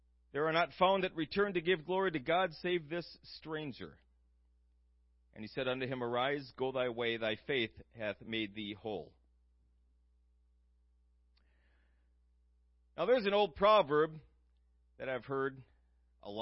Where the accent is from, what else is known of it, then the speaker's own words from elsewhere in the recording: United States; us growing up in the United States, we're a very blessed people here in the United States.